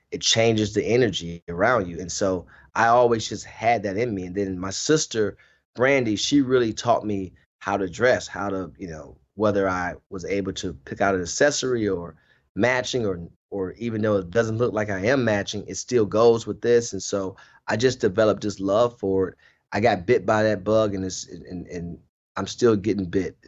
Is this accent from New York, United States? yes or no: no; Cleveland, Ohio, United States; I wasn't from Akron. I'm from Cleveland